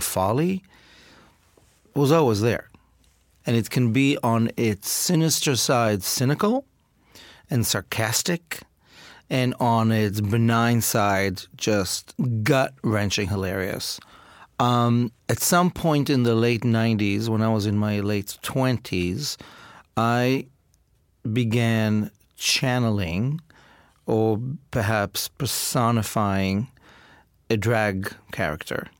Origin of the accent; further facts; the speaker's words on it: Israel; I grew up in Israel